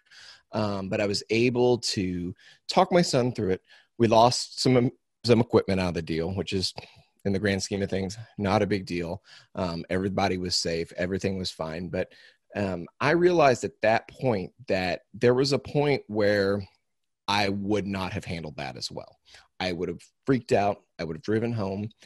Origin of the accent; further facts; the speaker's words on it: Missouri, United States; I'm from Missouri, and I am I'm third generation cow calf producer